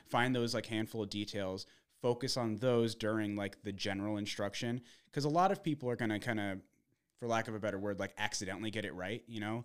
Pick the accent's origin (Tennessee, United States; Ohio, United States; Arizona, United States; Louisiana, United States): Arizona, United States; also born or lived in Minnesota; grew up in more, more or less in, in Arizona